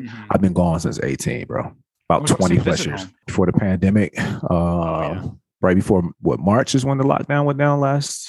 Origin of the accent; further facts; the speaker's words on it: Atlanta, Georgia, United States; moved away as an adult; also born or lived in Alabama; now in California, United States; East side Atlanta, zone 6. Yeah, that's my hometown. I was actually born in Alabama, man. So I'm Southern rooted to the core.